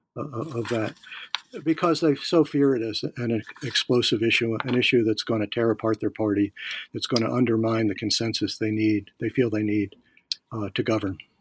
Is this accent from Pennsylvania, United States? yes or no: yes; Philadelphia, Pennsylvania, United States; now in Virginia, United States; I'm from Philadelphia.